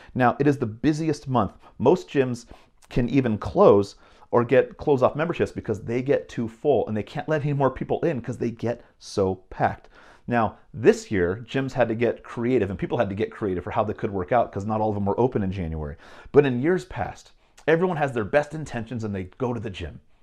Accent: Bay Area, California, United States; moved away; growing up in California, in the Bay Area

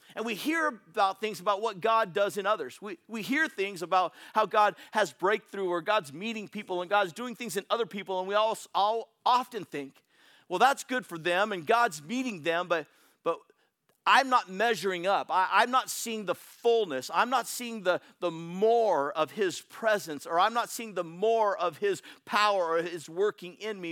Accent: Bay Area, California, United States; I'm from the Bay Area

